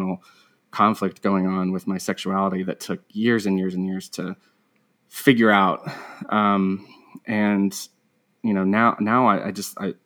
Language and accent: English; Asheville, North Carolina, United States; I grew up in North Carolina, Asheville, North Carolina